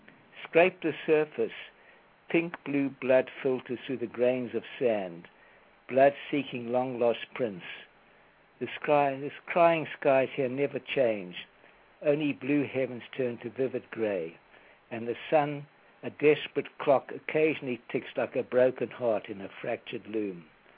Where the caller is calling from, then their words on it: Delray Beach, Florida, United States; I'm calling from Delray Beach in Florida.